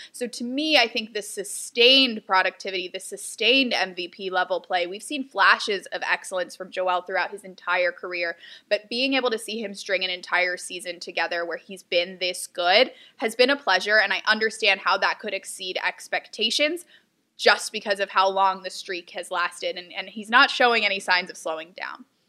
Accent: Houston, Texas, United States; now in Philadelphia, United States; I'm from Houston

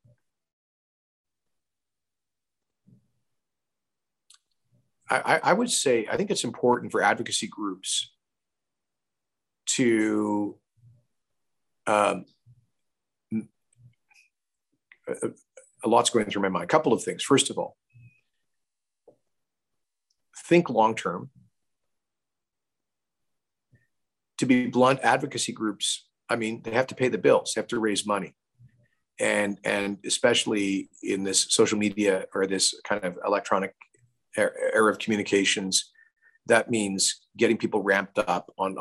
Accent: Canada; I'm a Canadian.

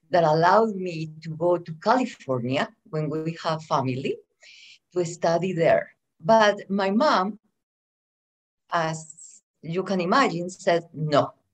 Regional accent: Antioquia, Colombia; English is a second language; moved away as an adult; now in United States; I am from Colombia. Mm-hmm. I was born in a little town very close to the second city of Colombia, which is Medellin.

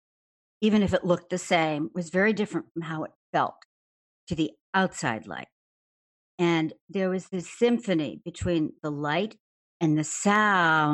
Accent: Chicago, Illinois, United States; Grew up in the south side of Chicago, in Hyde Park near the University of Chicago

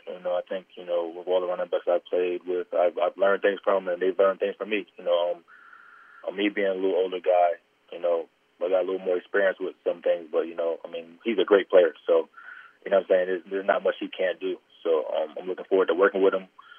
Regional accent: Albany, New York, United States; Yeah, you know, I grew up in Albany, New York.

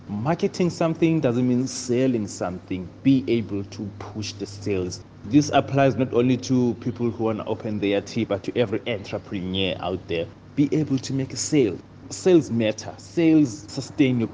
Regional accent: Stellenbosch, Western Cape, South Africa; I was born and raised here in Kayamandi. That's where I spent all my life, in Stellenbosch

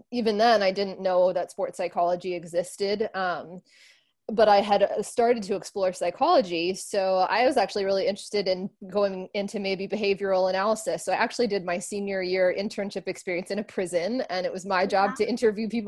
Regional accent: Northeast, United States; moved away as an adult; also born or lived in Miami; now in New York City, United States; I grew up in the Northeast

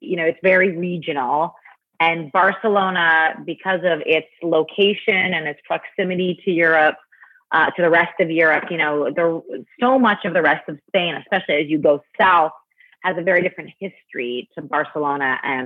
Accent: Toronto, Ontario, Canada; moved away as an adult; also born or lived in Montreal, Canada; now in New York, United States; I grew up in Toronto

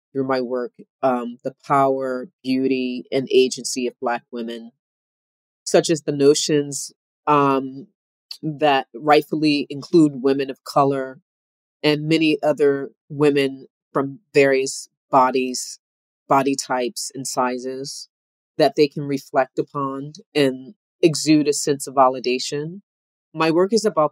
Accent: Camden, New Jersey, United States; I grew up in Camden, New Jersey

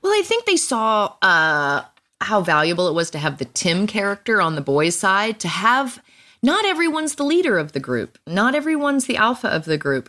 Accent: Virginia, United States; I was from Virginia

